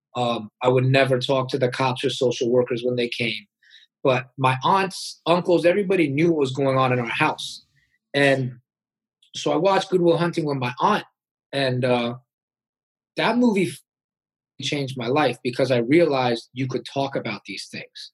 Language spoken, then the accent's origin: English; United States; I was born in America